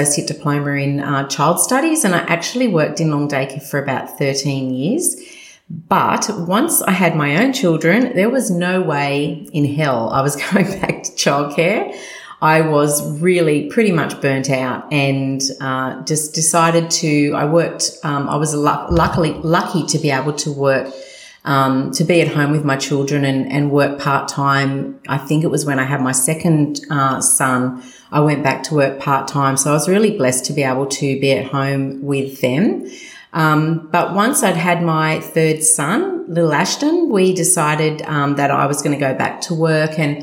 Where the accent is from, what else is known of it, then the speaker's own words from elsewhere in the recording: Sydney, New South Wales, Australia; I was born and raised in Sutherland Shire, the good old Shire, with my three sisters